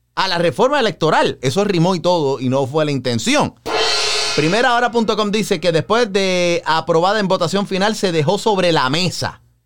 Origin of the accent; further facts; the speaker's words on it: Puerto Rico; Para nosotros el verano, lo que son los meses de mayo, junio, julio, agosto, bueno, todo el año hace calor en Puerto Rico